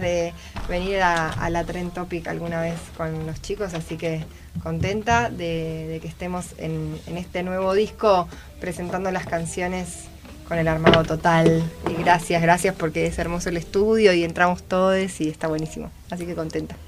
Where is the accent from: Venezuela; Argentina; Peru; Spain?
Argentina; desde chicos como folclore argentino